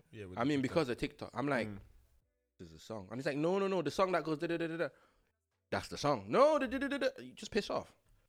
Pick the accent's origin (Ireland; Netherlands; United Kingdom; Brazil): Ireland; Dublin, Leinster; I'm from Dublin. I don't know these ends.